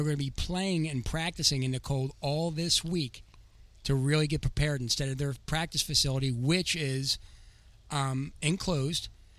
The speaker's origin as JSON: {"language": "English", "town": "Philadelphia", "region": "Pennsylvania", "country": "United States", "tie": "born or raised there", "moved": "yes", "said": "my hometown team, Philadelphia Eagles."}